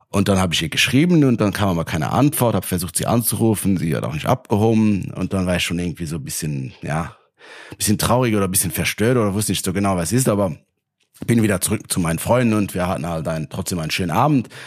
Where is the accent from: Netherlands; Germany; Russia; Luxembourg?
Luxembourg; ich komme aus Luxemburg, also ein kleineres Land